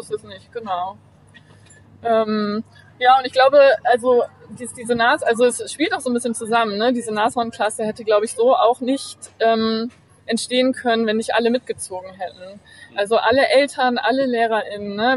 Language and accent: German; Bremen, Germany; moved away as an adult; also born or lived in Achim / Uppsala / New York / London; in Bremen aufgewachsen und habe hier ähm, mein Abi gemacht